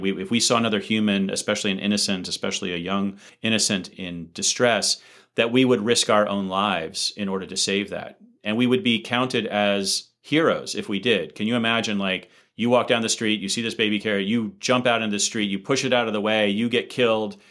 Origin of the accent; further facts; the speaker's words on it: United States; I'm an American, so I come from a highly individualistic rather than a collectivist society